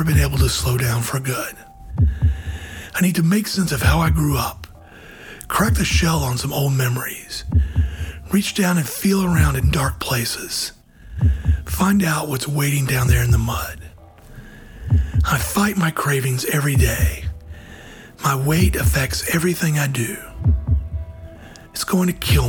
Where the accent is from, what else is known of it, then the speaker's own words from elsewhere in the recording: Georgia, United States; my home state of Georgia